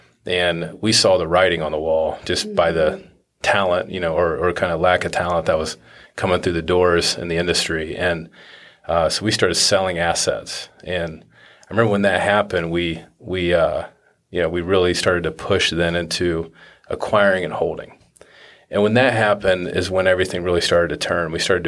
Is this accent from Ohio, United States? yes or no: yes; Ohio, United States; also born or lived in Findlay / Portsmouth / Cambridge; I was born in Findlay, Ohio, went to elementary school down in Portsmouth, and then went to high school in Cambridge. So I moved all over Ohio growing up.